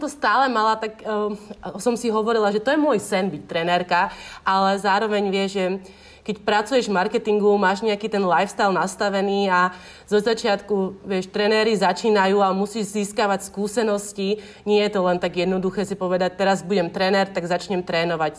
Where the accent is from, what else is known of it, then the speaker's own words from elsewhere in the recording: Slovakia; moved away as an adult; now in Bali, Indonesia; som zo Slovenska a nikdy som nevyrastala pri oceáne